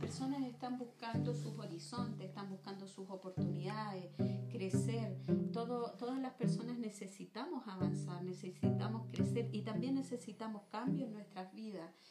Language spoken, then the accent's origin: Spanish; Viña del Mar, Valparaíso, Chile; moved away as an adult; now in Los Andes, Chile; hace muchos años atrás nosotros llegamos acá a Los Andes. Eh, yo vengo de Viña